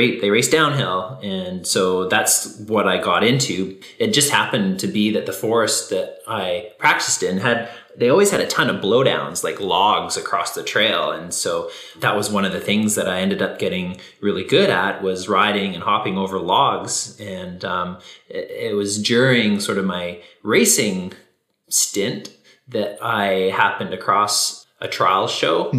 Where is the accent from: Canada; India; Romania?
Canada; near Vancouver, British Columbia; I grew up in BC, close to Vancouver, in the suburb